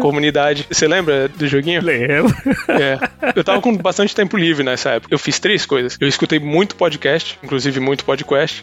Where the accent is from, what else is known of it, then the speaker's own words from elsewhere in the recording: Cubatão, São Paulo, Brazil; eu nasci na Baixada Santista, eu nasci em Cubatão